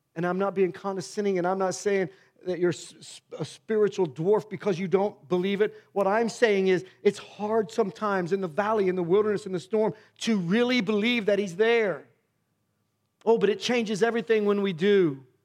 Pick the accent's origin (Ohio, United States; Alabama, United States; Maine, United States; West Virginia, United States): Ohio, United States; Miamisburg; I grew up in Myamisburg, Ohio, in the worst part of that town